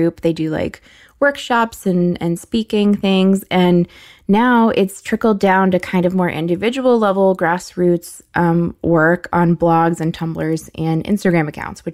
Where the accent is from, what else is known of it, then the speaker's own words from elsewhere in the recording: United States; as an American